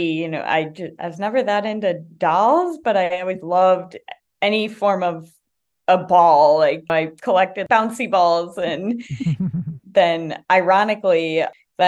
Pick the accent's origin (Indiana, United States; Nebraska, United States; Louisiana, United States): Indiana, United States; now in San Francisco, United States; I'm from Indiana